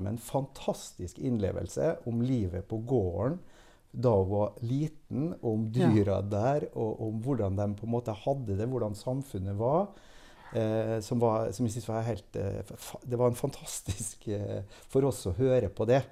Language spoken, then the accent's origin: Norwegian; Molde, Møre og Romsdal, Norway; now in Jeløya, Norway; Født og oppvokst i Molde